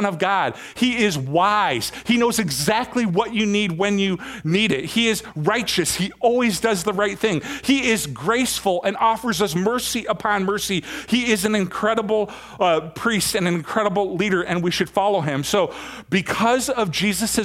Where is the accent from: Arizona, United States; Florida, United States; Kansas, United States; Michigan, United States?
Michigan, United States; moved away; I've been coming back and forth from Michigan quite a bit. And I've been in my hometown quite a bit, helping my dad out